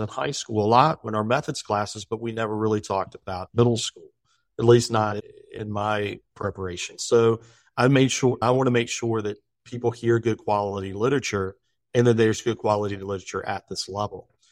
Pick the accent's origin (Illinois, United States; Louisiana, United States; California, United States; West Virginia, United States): West Virginia, United States; now in Virginia, United States; me being from West Virginia. I wanted to make sure that people from Virginia knew that I was from West Virginia University